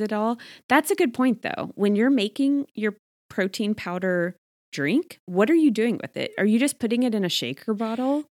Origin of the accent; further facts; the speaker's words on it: Texas, United States; now in Arizona, United States; I grew up in Texas